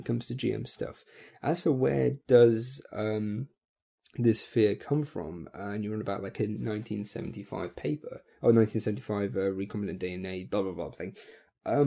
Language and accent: English; United Kingdom; I come from Britain